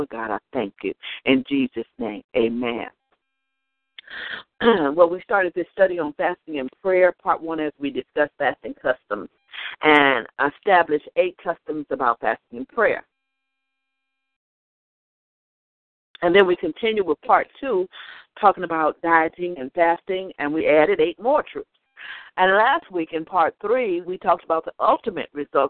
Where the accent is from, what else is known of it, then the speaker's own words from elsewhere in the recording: the South, United States; I was raised in the South, and in the South we are very hospitable people.